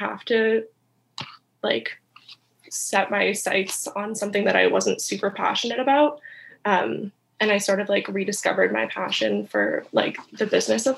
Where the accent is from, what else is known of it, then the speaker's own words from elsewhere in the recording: Canada; I'm from Canada